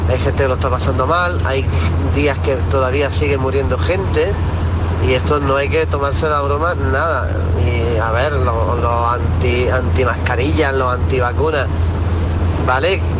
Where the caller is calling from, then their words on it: Granada, Andalusia, Spain; Hola, buenos días, soy … de Granada.